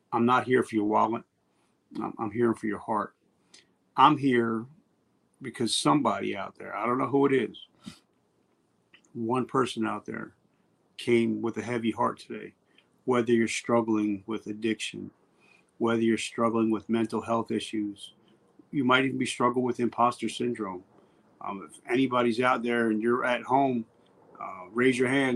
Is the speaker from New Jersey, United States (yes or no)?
yes; New Jersey, United States; where I grew up in Jersey. I'm in Jersey right now. Actually, I'm about 3 miles from the house that I was born